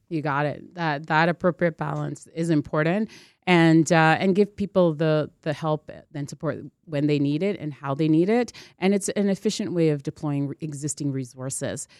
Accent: Toronto, Ontario, Canada; I'm a kid from Scarborough, that's where I grew up

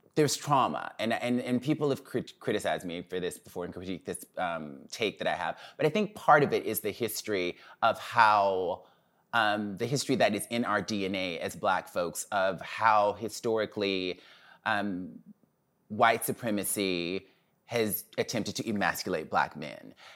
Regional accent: Mobile, Alabama, United States; moved away; also born or lived in Birmingham, Alabama / New York; I'm from Mobile, Alabama

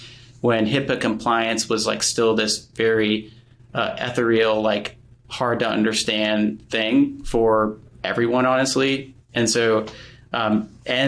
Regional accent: Atlanta, Georgia, United States; moved away as an adult; also born or lived in Murfreesboro, Tennessee; I grew up in Atlanta, Georgia

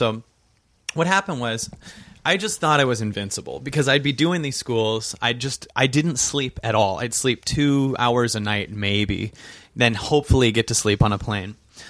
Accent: Seattle, Washington, United States; And I'm from Seattle, so there was a lot of me feeling this week.

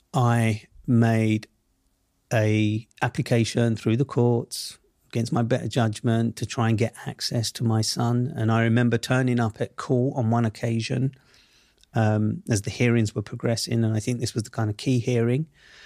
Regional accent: London, United Kingdom; he grew up in the same world that I grew up in Southeast London.

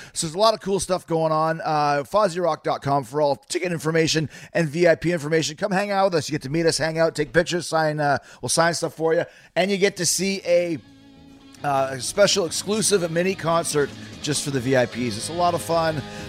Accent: Winnipeg, Manitoba, Canada; I think that's like a little tribe outside of Winnipeg where I'm from.

